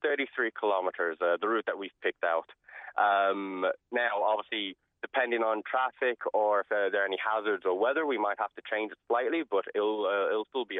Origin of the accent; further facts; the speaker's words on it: South Africa; now in Ireland; Well, I'm originally from South Africa, actually. My father was African and my mother is Irish. She decided to go there and then met my father, and then we came back to Ireland in 2000.